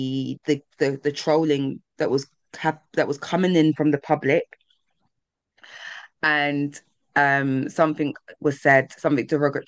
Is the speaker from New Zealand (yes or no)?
no; London, United Kingdom; being a Londoner